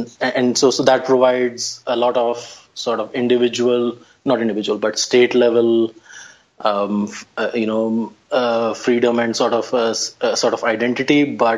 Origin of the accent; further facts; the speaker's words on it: Delhi, India; moved away as an adult; now in United States; I grew up in the old Delhi. The old Delhi is where which was the seat of power for the Mughal emperors, and you know the old capital